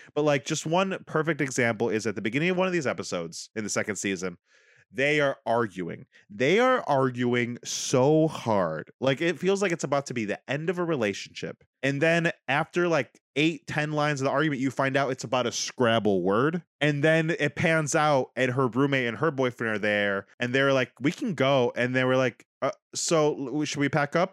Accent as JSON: {"language": "English", "country": "United States"}